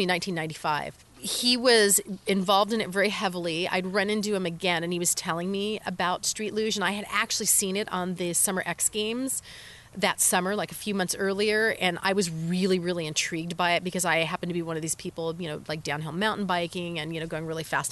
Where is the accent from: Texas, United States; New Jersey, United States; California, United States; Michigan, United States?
California, United States; moved away as an adult; I grew up in California, but I have traveled all over the world and I've lived a lot of different places